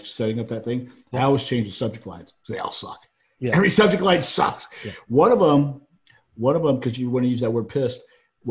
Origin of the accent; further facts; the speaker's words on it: Georgia, United States; accent: Southern; moved away; I got a Southern accent because I grew up in Georgia.